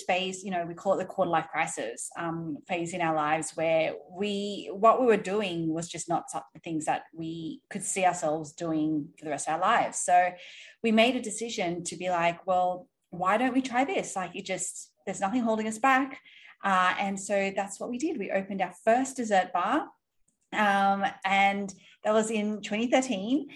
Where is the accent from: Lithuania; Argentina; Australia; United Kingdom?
Australia; moved away as an adult; also born or lived in Sydney; now in New York City, United States; I'm from originally from Australia. I live in New York City now